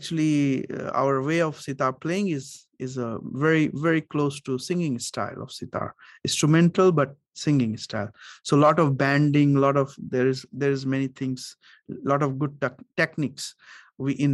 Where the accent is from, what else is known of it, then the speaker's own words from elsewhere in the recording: Varanasi, Uttar Pradesh, India; I'm from the same city where was Ravi Shankar was from, Varanasi